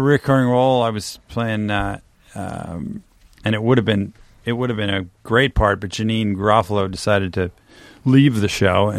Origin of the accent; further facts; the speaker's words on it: Canada; now in United States; I'm Canadian and American